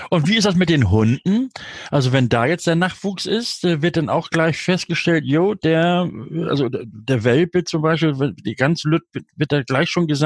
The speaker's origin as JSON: {"language": "German", "region": "Northern Germany", "country": "Germany", "said": "Das habe ich hoffentlich jetzt richtig gesagt als Norddeutscher."}